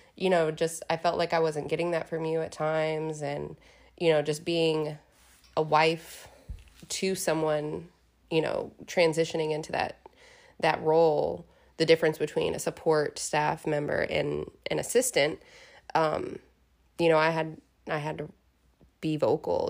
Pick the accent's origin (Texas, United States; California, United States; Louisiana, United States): Texas, United States; Houston; moved away as an adult; now in Beaumont, United States; I grew up in Houston. My life is in Houston